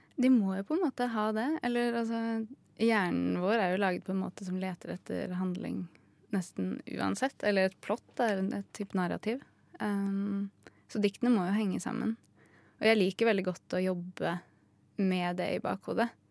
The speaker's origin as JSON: {"language": "Norwegian", "area": "Hedmarken", "region": "Innlandet", "country": "Norway", "moved": "yes", "lives_now": "Oslo, Norway", "said": "jeg er jo fra Hedmarken"}